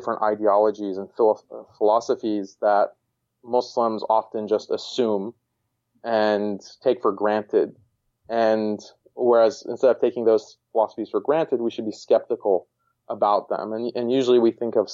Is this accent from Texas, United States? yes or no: yes; Houston, Texas, United States; moved away as an adult; also born or lived in Boston; I was born and raised in Houston, Texas